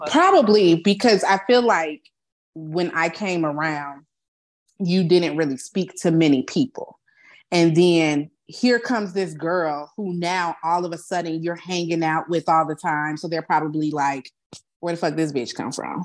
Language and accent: English; Chicago, Illinois, United States; also born or lived in Alabama; now in San Antonio, United States; I'm from Chicago